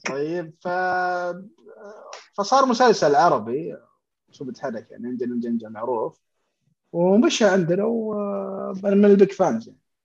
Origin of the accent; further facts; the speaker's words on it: Saudi Arabia; عندنا في السعودية